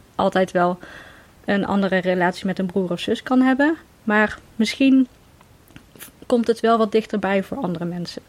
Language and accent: Dutch; Veldhoven, North Brabant, Netherlands; moved away as an adult; now in Nijmegen, Netherlands; Ik ben geboren in Veldhoven, maar ik ben voor de liefde verhuisd naar Nijmegen inderdaad